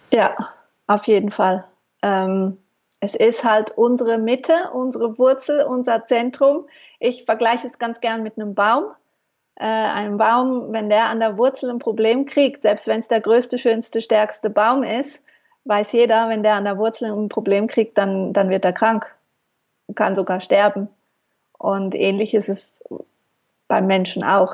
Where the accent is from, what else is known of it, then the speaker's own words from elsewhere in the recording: Switzerland; also born or lived in Mallorca; Ich äh, bin Schweizerin, lebe in der Nähe von Basel